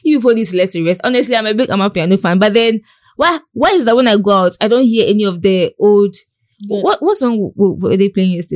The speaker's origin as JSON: {"language": "English", "town": "Tema", "region": "Greater Accra", "country": "Ghana", "tie": "born or raised there", "said": "I grew up in Tema"}